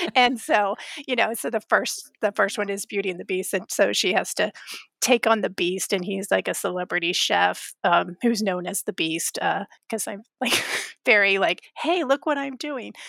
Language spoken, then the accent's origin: English; Florida, United States; I grew up in Florida